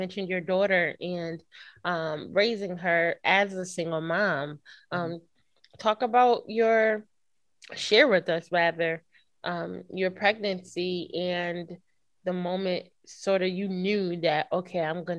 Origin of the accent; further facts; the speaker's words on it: Norfolk, Virginia, United States; I was born in Norfolk, Virginia, but I forgot to mention that my parents met at Norfolk State.